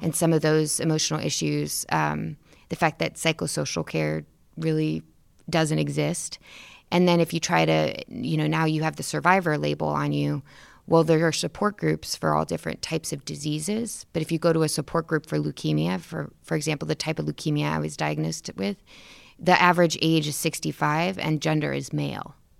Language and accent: English; Miami, Florida, United States; now in Washington, D.C., United States; I'm actually a third generation Miami native. My grandmother was born on Miami Beach. My mother was born in, uh, Corregible's, and I was born in South Miami.